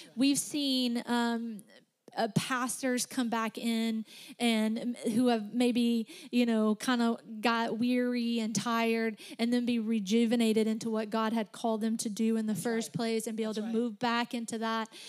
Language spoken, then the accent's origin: English; Alabama, United States; accent: Southern; We're all from Tennessee. I'm just from Alabama